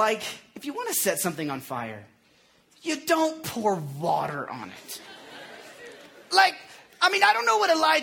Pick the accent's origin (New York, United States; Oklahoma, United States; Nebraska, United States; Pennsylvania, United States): Oklahoma, United States; moved away; I grew up in Oklahoma